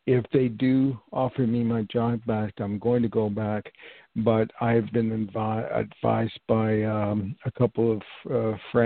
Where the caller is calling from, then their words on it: New York, United States; I'm calling from New York